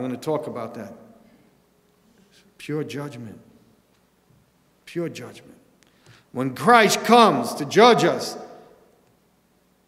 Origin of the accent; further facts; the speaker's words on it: New York City, New York, United States; I grew up in New York City